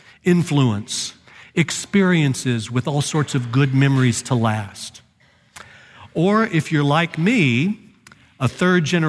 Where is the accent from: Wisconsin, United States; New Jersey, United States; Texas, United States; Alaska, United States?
Texas, United States; Dallas; growing up in Dallas